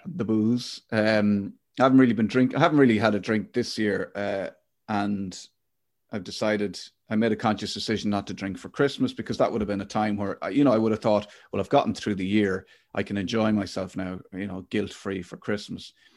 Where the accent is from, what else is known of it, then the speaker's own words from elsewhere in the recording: Athlone, Leinster, Ireland; I grew up in Athlone